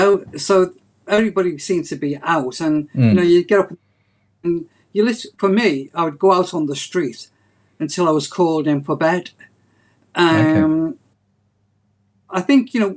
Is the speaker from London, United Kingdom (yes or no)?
no; Liverpool, North West England, United Kingdom; born and bred in Toxteth.